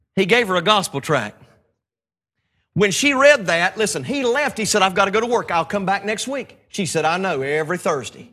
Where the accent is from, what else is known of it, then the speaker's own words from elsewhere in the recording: North Carolina, United States; I know I'm a country boy. I know I'm from North Carolina, and I sound really funny when I talk